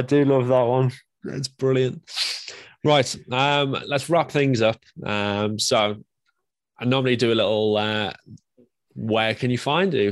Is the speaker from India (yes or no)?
no; England, United Kingdom; I'm English